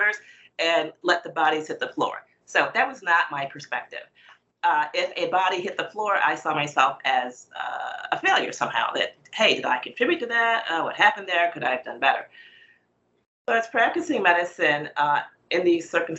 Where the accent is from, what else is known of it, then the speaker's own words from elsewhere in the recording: United States; I was born in the United States